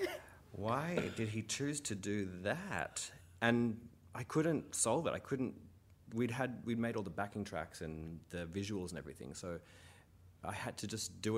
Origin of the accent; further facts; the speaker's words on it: New Zealand; The only joke is that I'm New Zealand. Like, I'm Kiwi.